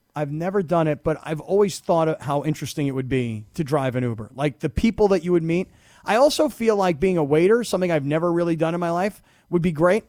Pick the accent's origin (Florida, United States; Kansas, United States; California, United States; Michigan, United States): Florida, United States; South; also born or lived in upstate New York; I grew up in South Florida.